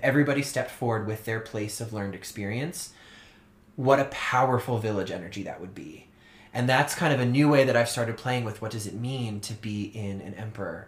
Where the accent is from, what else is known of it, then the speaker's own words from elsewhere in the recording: Orleans, Massachusetts, United States; growing up on Cape Cod in Massachusetts